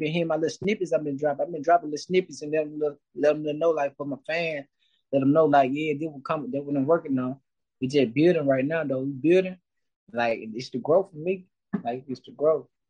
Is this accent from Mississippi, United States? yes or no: yes; West Point, Mississippi, United States; I've been born and raised in Mississippi.